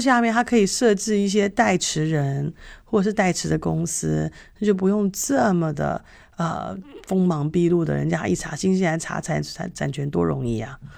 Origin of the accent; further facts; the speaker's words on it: Taipei, Taiwan; moved away; 以前在台北长大的时候